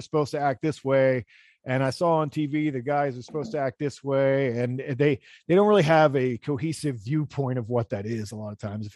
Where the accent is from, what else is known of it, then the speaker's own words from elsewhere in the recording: Pennsylvania, United States; moved away; also born or lived in New York City; I'm from Pennsylvania, Pennsylvania Dutch, and so German, and German and English and whatever.